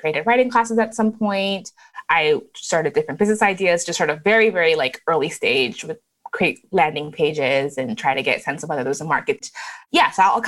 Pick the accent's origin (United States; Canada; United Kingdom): Canada; born or raised there; also born or lived in Lagos, Nigeria